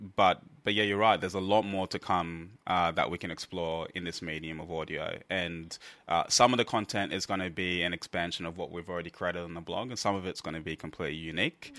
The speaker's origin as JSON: {"language": "English", "country": "Australia", "said": "we are from Australia."}